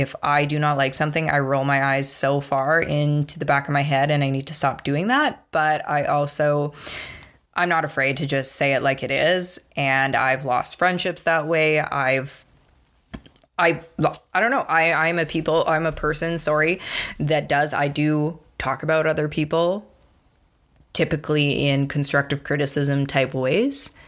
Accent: Provost, Alberta, Canada; I grew up in Provost, Alberta

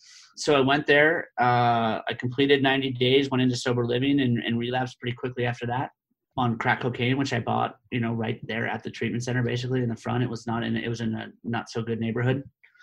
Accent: Palos Verdes, California, United States; now in Roaring Fork Valley, United States; I grew up in the South Bay area of Los Angeles in a place called Palos Verdes, which is a kind of a well-to-do neighborhood in the, like I said, in the South Bay of Los Angeles.

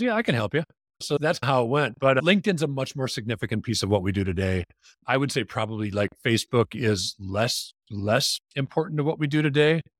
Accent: Wisconsin, United States; moved away; I grew up in Wisconsin.

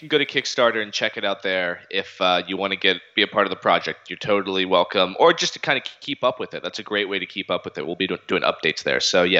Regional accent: Charlottesville, Virginia, United States; moved away; working here in Virginia in my hometown of Charlottesville

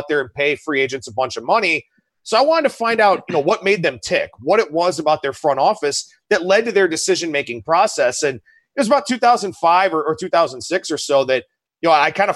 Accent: Cleveland, Ohio, United States; growing up in Cleveland, you know, when I was a kid, the Indians were in that run in the 90s

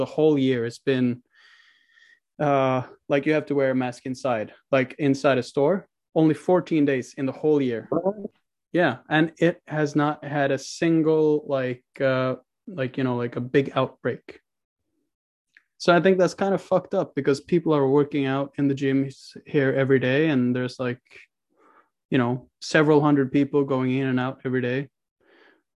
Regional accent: Oslo, Norway; also born or lived in Mankato, Minnesota; now in Lillehammer, Norway; I'm from Oslo, which is the capital.

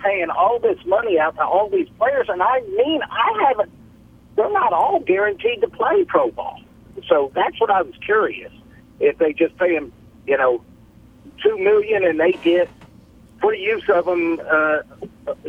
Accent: Columbus, Georgia, United States; I graduated from Spencer High School in Columbus, Georgia

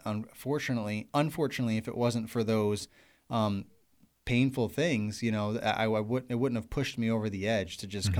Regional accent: New York, United States; moved away as an adult; also born or lived in Pennsylvania; now in Virginia, United States; I'm from New York

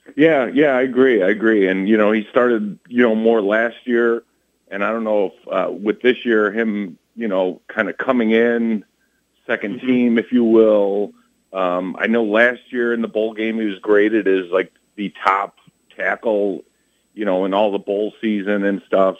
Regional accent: Westmont, Illinois, United States; I'm from Westmont, Illinois

